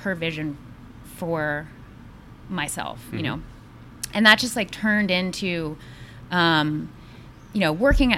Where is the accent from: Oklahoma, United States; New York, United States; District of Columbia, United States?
District of Columbia, United States; Washington; I grew up in Washington, D.C.